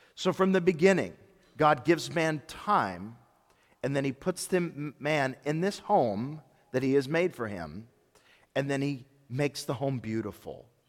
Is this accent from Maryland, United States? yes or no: no; Memphis, Tennessee, United States; also born or lived in Germantown, Tennessee; When I was growing up in Memphis, my family moved to Memphis when I was eleven.